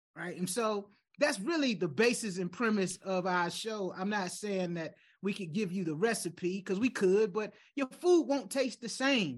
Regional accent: United States; as an American

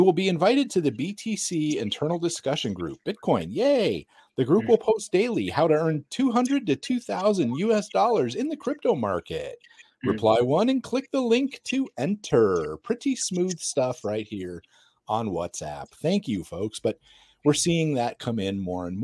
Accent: United States; I'm American

